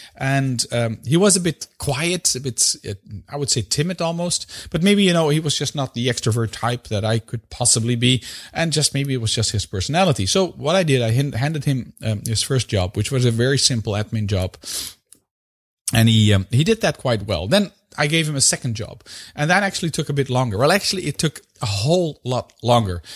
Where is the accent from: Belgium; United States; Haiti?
Belgium; In my home country, where I currently live, which is Belgium